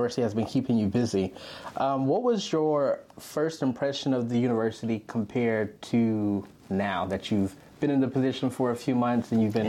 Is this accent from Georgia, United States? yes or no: yes; Georgia, United States; I've lived in Georgia my whole life, and the Georgia weather still surprises me.